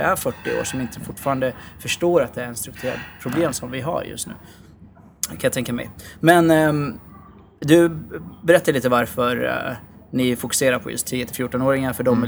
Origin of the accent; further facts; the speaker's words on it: Norrköping, Östergötland, Sweden; moved away; nu sitter vi i Norrköping. Mm. Eh, där jag är ifrån eh, ursprungligen